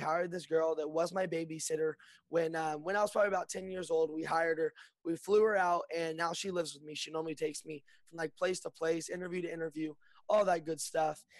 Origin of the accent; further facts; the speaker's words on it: Lexington, Kentucky, United States; moved away as an adult; now in Burbank, United States; I'm born and raised in Lexington, Kentucky, and I just moved to uh, Burbank